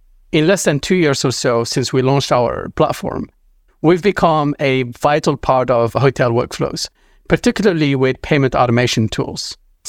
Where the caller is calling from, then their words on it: Los Angeles, California, United States; I'm calling from Los Angeles today.